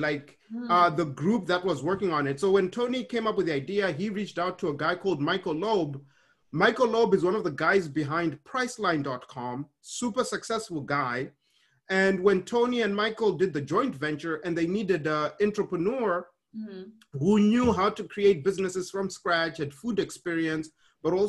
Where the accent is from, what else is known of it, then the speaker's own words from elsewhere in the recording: Harare, Zimbabwe; moved away; I was born in Harare, Zimbabwe.